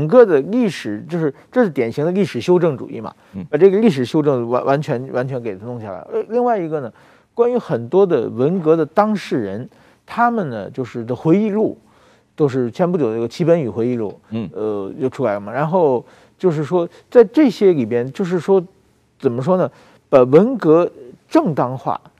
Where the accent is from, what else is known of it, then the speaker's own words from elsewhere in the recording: China; moved away; 我我小的时候在中国接受教育的时候